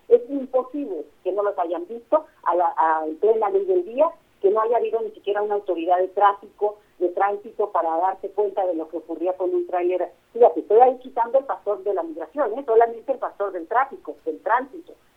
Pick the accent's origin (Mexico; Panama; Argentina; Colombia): Mexico